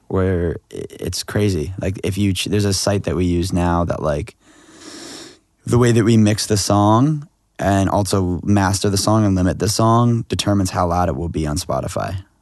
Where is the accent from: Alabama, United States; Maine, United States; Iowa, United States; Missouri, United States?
Maine, United States; Freeport; moved away as an adult; also born or lived in Argentina / Syracuse / New York City / Los Angeles; We're from Freeport